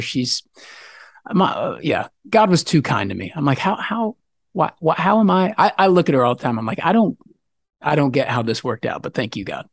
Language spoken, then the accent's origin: English; Texas, United States; also born or lived in Denver, Colorado; I was born up in Colorado, like Denver area where the mountains are, but I've lived most of my life in Texas.